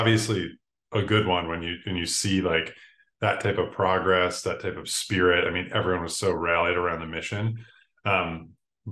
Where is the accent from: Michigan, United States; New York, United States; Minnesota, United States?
New York, United States; Buffalo; I'm from Buffalo, New York, Buffalo in upstate New York